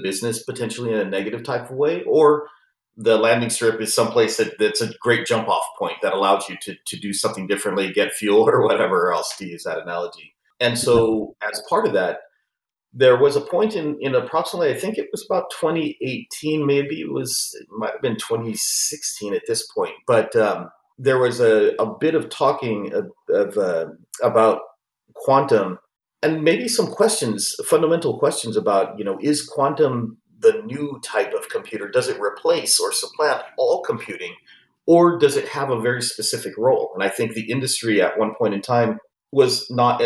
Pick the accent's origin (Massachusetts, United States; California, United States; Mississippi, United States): California, United States; San Jose; I lived and was born and raised in San Jose, California